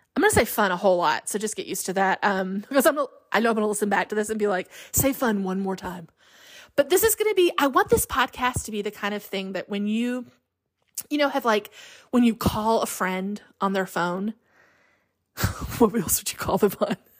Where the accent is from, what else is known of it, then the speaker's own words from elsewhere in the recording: Alabama, United States; we were raised in Alabama